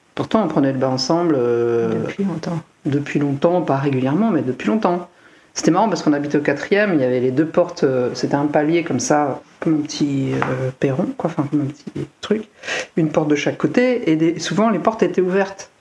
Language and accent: French; Seine-Saint-Denis, Île-de-France, France; born or raised there; moved away